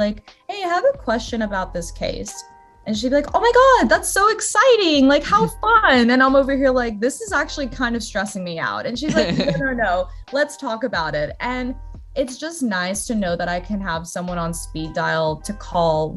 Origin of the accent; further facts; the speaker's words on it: Australia; moved away as an adult; also born or lived in Brazil; now in United States; I was very fortunate to have grown up in Australia